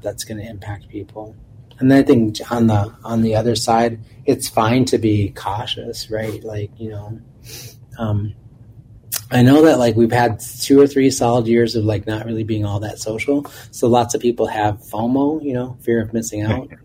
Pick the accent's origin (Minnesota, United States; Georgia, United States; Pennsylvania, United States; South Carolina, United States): Minnesota, United States; Minneapolis; growing up in South Minneapolis and being able to ride my bike from my home at 31st and Minnehaha